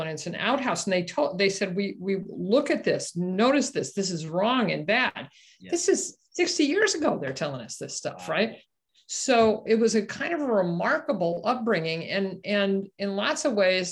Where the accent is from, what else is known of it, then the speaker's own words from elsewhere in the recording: Omaha, Nebraska, United States; I grew up in Omaha, Nebraska, right in the middle of the Midwest.